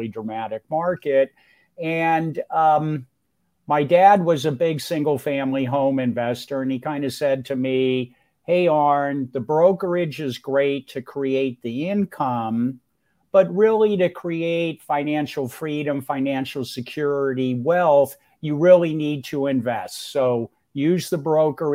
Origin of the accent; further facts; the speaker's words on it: Los Altos, California, United States; moved away as an adult; also born or lived in Mountain View, California / Upstate New York / Michigan; now in Greenville, United States; I was born and raised on the San Francisco Peninsula in where what was to become Silicon Valley.